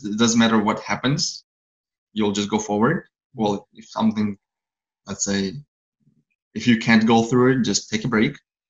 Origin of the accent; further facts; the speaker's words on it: Moldova; moved away; From Moldova, Eastern Europe.